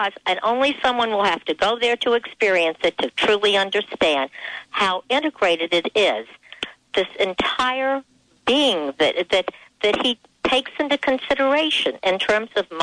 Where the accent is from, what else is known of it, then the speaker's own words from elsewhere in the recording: East Coast, United States; I'm from the East Coast, and we are very fast over here